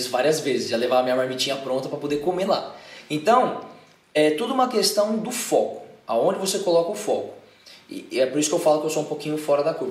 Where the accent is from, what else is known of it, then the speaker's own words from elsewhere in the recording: São Paulo, Brazil; sou daqui de São Paulo mesmo